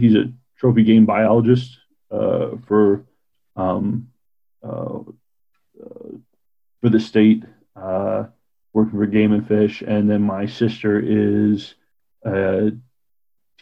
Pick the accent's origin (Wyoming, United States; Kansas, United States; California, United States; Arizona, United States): Wyoming, United States; Kinnear; also born or lived in Burns, Oregon / Troy, Montana / Buffalo, New York; we moved here when I was five into Fremont County. So about halfway between Kinnear and Crowheart is where my family had a ranch, and lived there, and then moved into Kinnear, Wyoming.